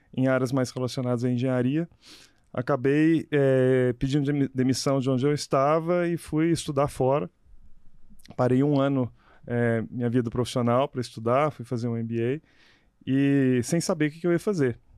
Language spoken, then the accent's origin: Portuguese; Minas Gerais, Brazil; eu sou de Minas Gerais